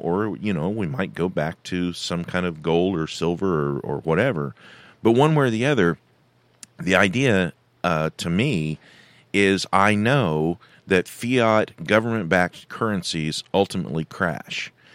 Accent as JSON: {"language": "English", "region": "California", "country": "United States", "tie": "born or raised there", "moved": "yes", "said": "I was born in California. I've spent a lot of years living and working in California"}